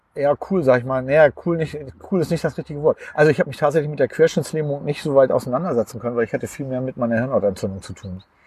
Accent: Uetersen, Schleswig-Holstein, Germany; also born or lived in Pinneberg; ich bin in Pinneberg geboren, aber da habe ich gar nicht, ähm, da bin ich gar nicht groß geworden. Ich bin tatsächlich in Uetersen groß geworden.

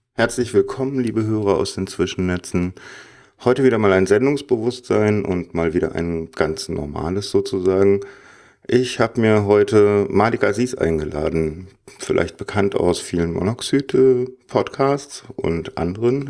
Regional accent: Cologne, North Rhine-Westphalia, Germany; now in Berlin, Germany; ich bin der Kölsch-Jung

